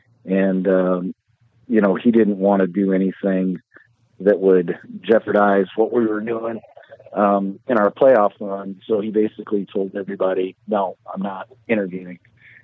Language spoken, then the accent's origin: English; Northeast, United States; I grew up in the Northeast my entire life.